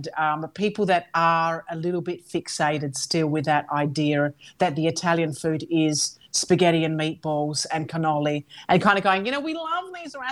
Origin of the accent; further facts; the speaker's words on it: Australia; also born or lived in Calabria; now in Italy; I'm an Australian Calabrian family